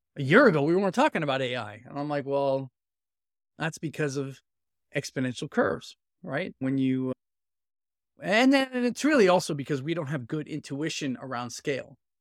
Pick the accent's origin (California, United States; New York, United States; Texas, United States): New York, United States; New York City; moved away as an adult; also born or lived in San Francisco Bay Area / London; now in Boston, United States; I'm a born and raised inner city Brooklyn kid.